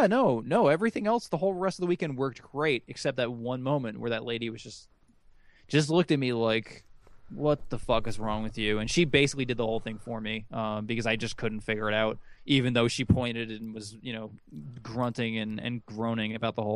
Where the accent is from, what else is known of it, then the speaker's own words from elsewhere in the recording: United States; I am American